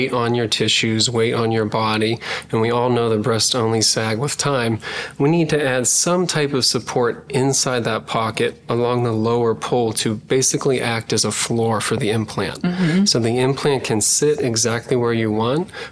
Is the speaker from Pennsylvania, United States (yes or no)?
yes; Pennsylvania, United States; moved away as an adult; also born or lived in Philadelphia, Pennsylvania; now in California, United States; I grew up in Pennsylvania